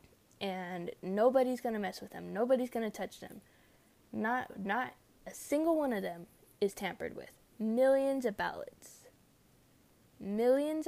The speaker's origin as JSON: {"language": "English", "region": "California", "country": "United States", "tie": "born or raised there", "said": "my home state, California"}